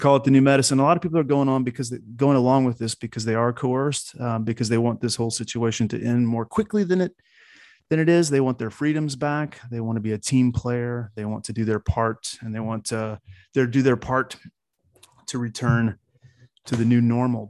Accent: United States; I grew up in America. I'm a diehard American

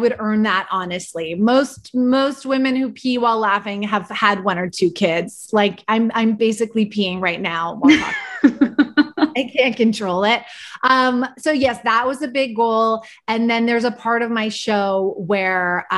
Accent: Vancouver, British Columbia, Canada; born or raised there; moved away

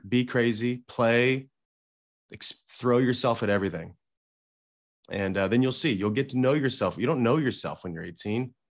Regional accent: Salem, Illinois, United States; now in West Hollywood, United States; I grew up in a small town in southern Illinois

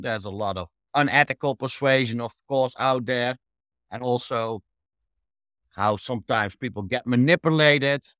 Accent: Netherlands; I'm from the Netherlands originally

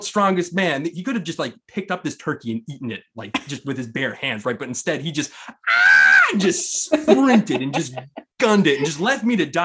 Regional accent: Amherst, Massachusetts, United States; we grew up in Amherst, Mass

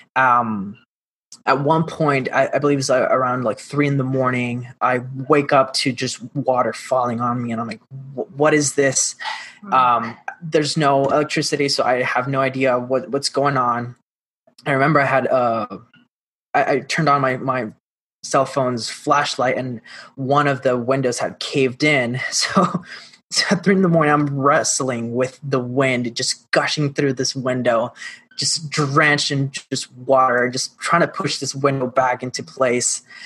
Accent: Mayagüez, Puerto Rico; I am originally from Puerto Rico, born and raised um, in the little town called Mayagüez in the west side of the island

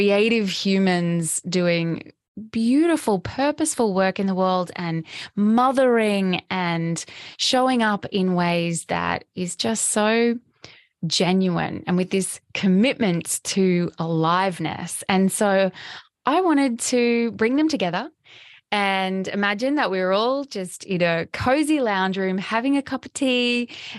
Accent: Australia; now in Sunshine Coast, Australia

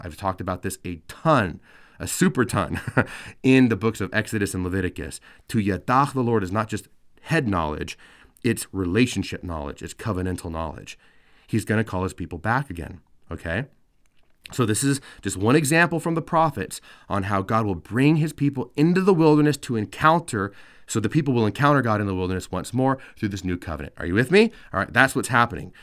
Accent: California, United States; I, I grew up in California

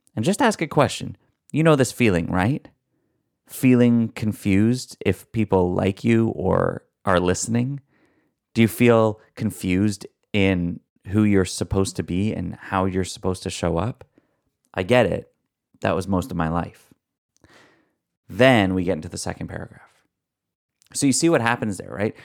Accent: Canada; accent: Canadian; my Canadian accent

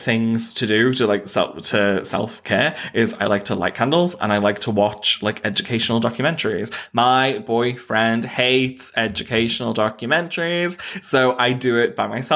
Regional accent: Knowsley, North West England, United Kingdom; I grew up in Knowsley, which is like the second or most deprived borough in all of the UK

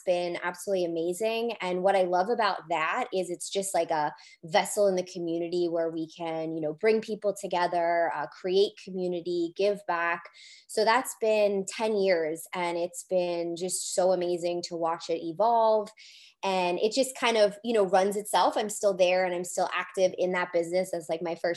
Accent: Rhode Island, United States; I'm from Rhode Island

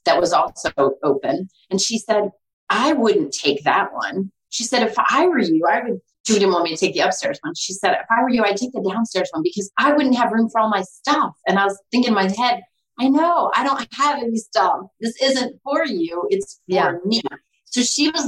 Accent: Maryland, United States; also born or lived in Pennsylvania / Florida; I'm from Maryland. I've lived here most of my life

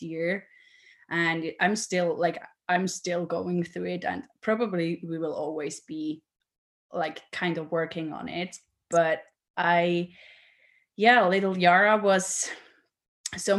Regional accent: Switzerland; I'm from Switzerland, so I am, yeah, quite far away from you

